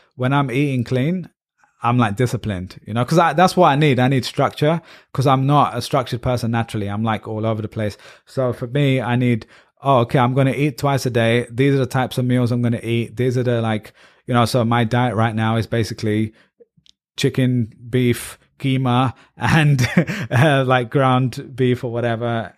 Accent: England, United Kingdom; moved away as an adult; also born or lived in Ireland; now in United States; I'm proudly Pakistani British

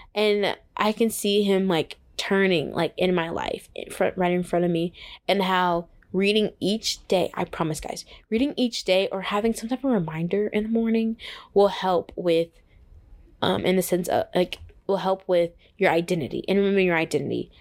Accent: Texas, United States; moved away as an adult; now in Atlanta, United States; I'm from Texas.

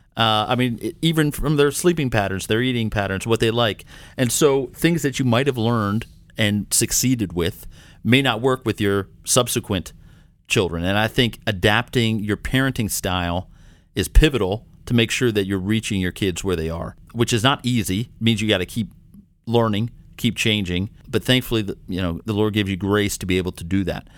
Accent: Maryland, United States; now in Minnesota, United States; I'm originally from Maryland

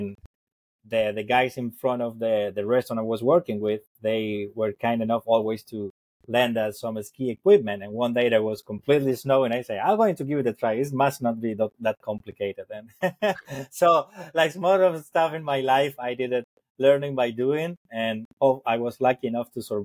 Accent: Argentina; moved away as an adult; also born or lived in Colorado, United States; I was born and raised in Argentina

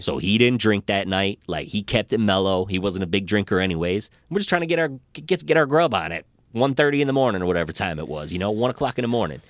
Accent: Rochester, Michigan, United States; I grew up in Rochester

